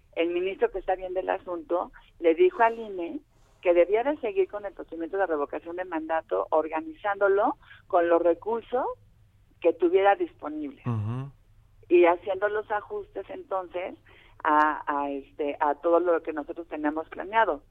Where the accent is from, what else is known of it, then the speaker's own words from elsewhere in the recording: Mexico; nosotros claros como como mexicanas y mexicanos